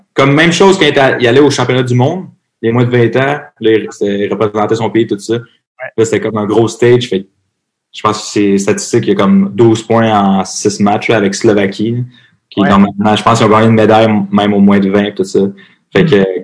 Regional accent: Varennes, Quebec, Canada; also born or lived in Montreal / Nashville; Je viens de Varennes.

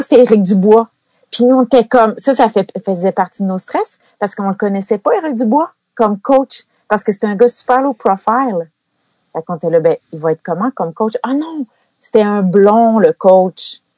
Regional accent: Gracefield, Quebec, Canada; je viens de Gracefield, près de Maniwaki

